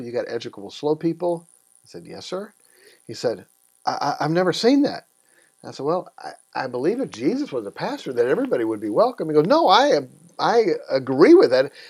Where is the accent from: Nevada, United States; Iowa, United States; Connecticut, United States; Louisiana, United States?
Iowa, United States; also born or lived in Tennessee; When I was a kid, we moved to Iowa and uh, grew up there